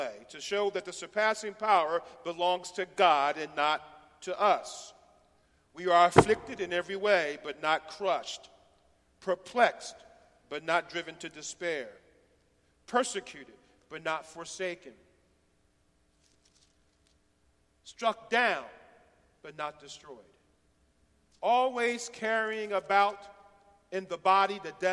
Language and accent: English; Philadelphia, Pennsylvania, United States; now in Chattanooga, United States; I'm from West Philly